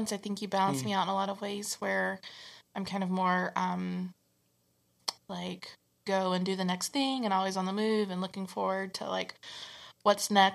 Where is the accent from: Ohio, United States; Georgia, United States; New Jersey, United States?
Georgia, United States; South; accent: Southern; moved away; my Southern accent